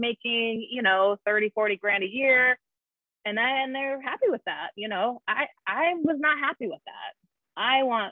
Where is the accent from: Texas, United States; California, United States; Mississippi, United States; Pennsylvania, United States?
California, United States; Southern; moved away; I grew up in Southern California